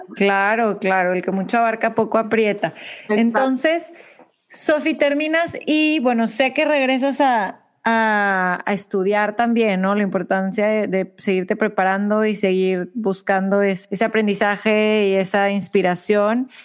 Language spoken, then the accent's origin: Spanish; Mexico; moved away as an adult; now in United States; nosotros somos de México